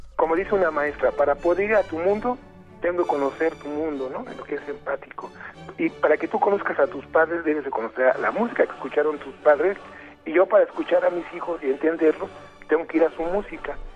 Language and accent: Spanish; Mexico; Soy mexicano